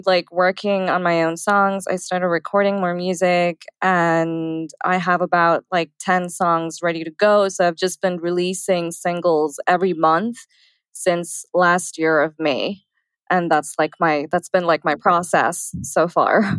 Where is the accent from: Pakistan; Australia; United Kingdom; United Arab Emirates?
United Arab Emirates; Dubai; moved away as an adult; also born or lived in India; now in Los Angeles, United States; I was born in India, I grew up in Dubai, and then I moved to LA.